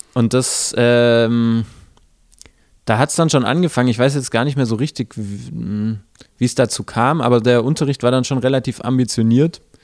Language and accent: German; village near Böblingen, Baden-Württemberg, Germany; born or raised there; now in Stuttgart, Germany